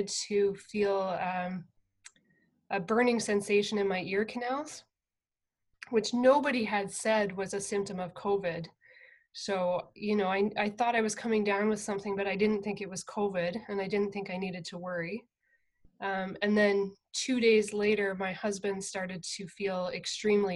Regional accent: near London, southern Ontario, Canada; I grew up on a farm in southern Ontario, about half an hour outside of London

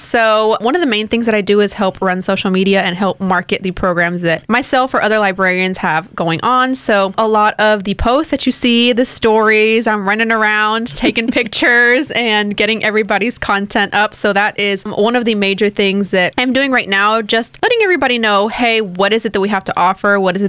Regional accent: Baytown, Texas, United States; I am a Baytown native, born and raised, San Jacinto Methodist Hospital. And I graduated from Goose Creek Memorial High School.

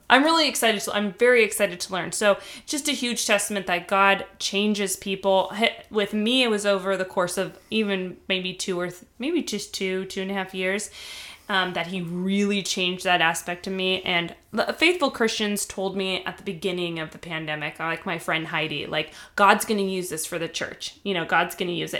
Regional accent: California, United States; moved away; I'm from California. I have, there's so much connection between me and California. It's part of who I am, uh, where I was raised

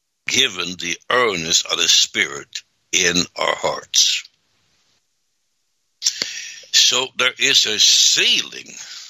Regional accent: Sweden; now in United States; because I came here in 63 from Sweden, and first I had regular jobs, and then I became a minister

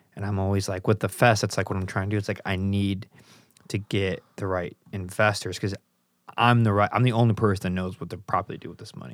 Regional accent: Chicago, Illinois, United States; I grew up in Chicago

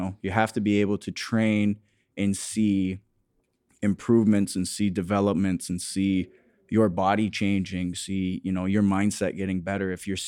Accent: Harrow, Ontario, Canada; Just outside of Windsor, yeah. I grew up in Harrow, Ontario, so very small town.

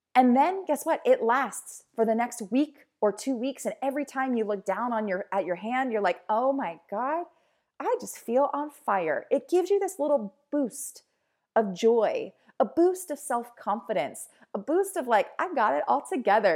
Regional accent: Baltimore, Maryland, United States; I'm a girl from Baltimore.

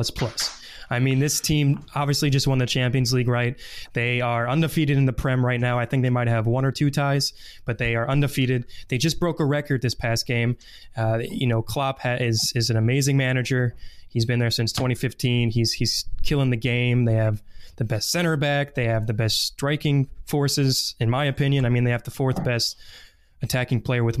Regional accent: Baltimore, Maryland, United States; moved away as an adult; now in Dallas, United States; So I'm from Maryland, Baltimore, but currently I'm living in Dallas doing an internship.

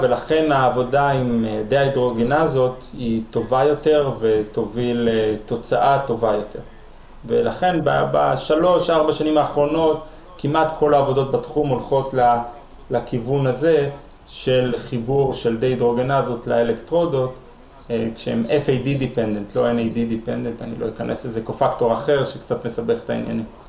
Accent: Jerusalem, Jerusalem District, Israel; אני ירושלמי

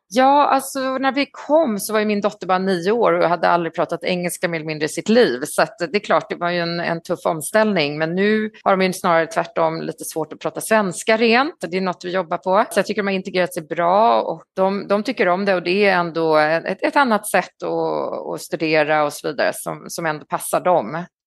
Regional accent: Stockholm, Stockholm County, Sweden; moved away as an adult; also born or lived in Paris, France; now in China; Jag är stockholmare, född i Stockholm på Östermalm, bodde där till jag var 23

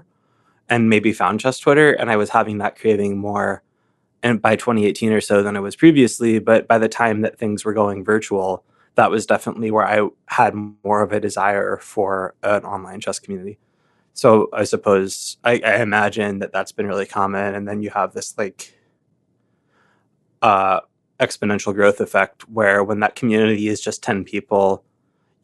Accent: Chapel Hill, North Carolina, United States; also born or lived in Chicago; now in Lincoln, Nebraska, United States; I grew up in Chapel Hill, North Carolina, which was a college town where the main university was

